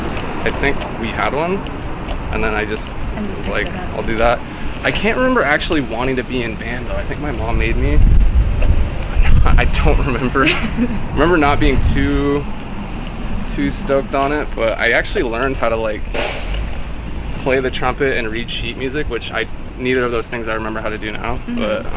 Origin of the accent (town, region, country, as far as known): Washington, United States; born or raised there; moved away as an adult